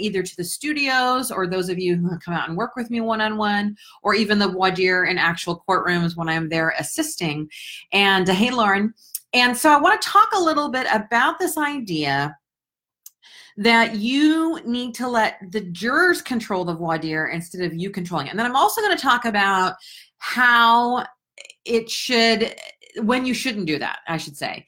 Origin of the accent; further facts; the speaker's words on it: United States; I was born here in the United States. For those of you who don't know that I am 100% Finn, because both of my parents were born in Finland